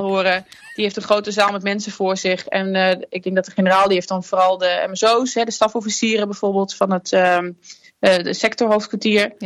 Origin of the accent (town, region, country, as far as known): Netherlands